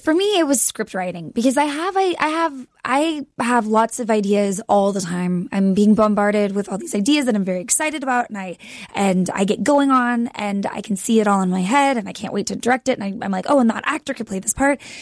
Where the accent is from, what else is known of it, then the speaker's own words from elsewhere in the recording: Texas, United States; moved away as an adult; also born or lived in Austin, Texas; now in Los Angeles, United States; I grew up in Texas. I went to college there.